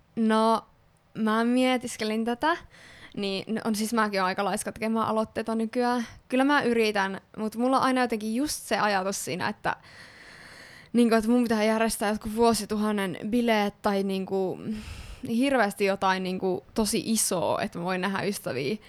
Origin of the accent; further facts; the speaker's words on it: Kokkola, Central Ostrobothnia, Finland; moved away; Kokkolassa, eli minun kotikaupungissani. Ee, öö, tai siis lapsuuden kotikaupungissani.